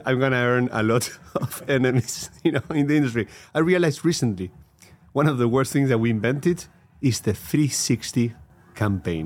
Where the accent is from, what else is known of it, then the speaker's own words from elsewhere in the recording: Argentina; I had a career in Pepsi Costar in Argentina, my home country